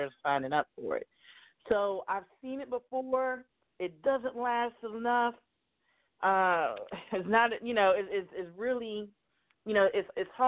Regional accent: United States; growing up in America

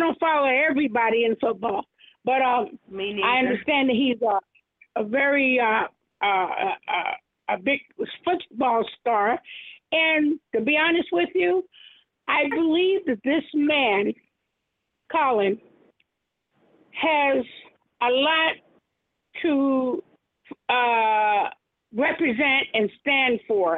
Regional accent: United States; we're all here from America

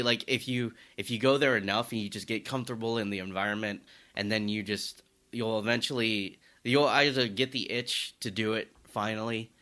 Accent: the South, United States; I talk about being Asian growing up in the South

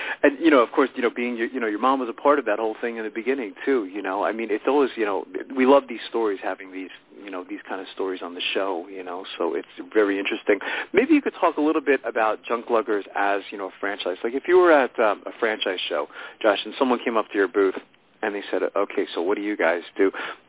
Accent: New York, United States; born there; now in Pennsylvania, United States; I was born in New York, and so I don't even have to ask you how the weather is there today because I'm in Pennsylvania.

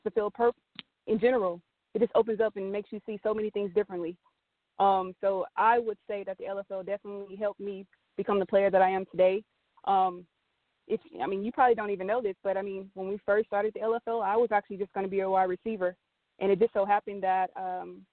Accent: Texas, United States; I'm from Texas

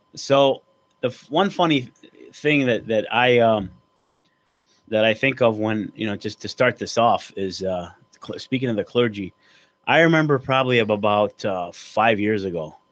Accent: Oak Park, United States; we grew up together back in Oak Park

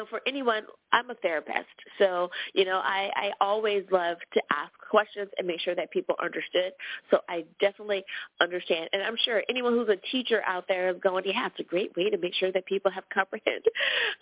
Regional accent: United States; my home country. Woohoo! Thanks, U.S. of A.

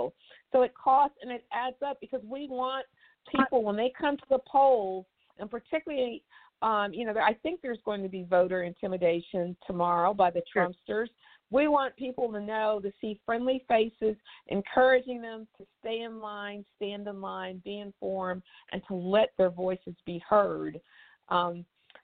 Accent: East Texas, United States; I was born in East Texas

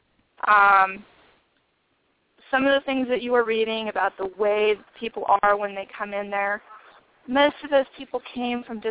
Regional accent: Nebraska, United States; I am from Nebraska

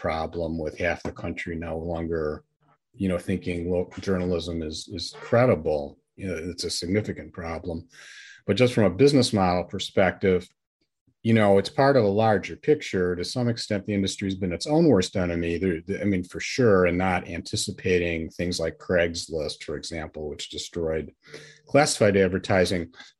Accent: Barrington, Illinois, United States; a sports editor for two weeklies near where I grew up in Barrington, Illinois.

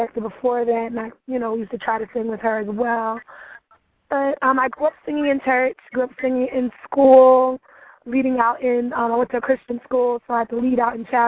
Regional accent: New York City, New York, United States; I'm from Brooklyn, New York. Very proud of the fact that I'm from Brooklyn. More specifically, East Flatbush, which is kind of the Little West Indies of Brooklyn. I'm of Trinidadian descent, so definitely represent that as well. But, yeah, I'm a New York native, born and raised.

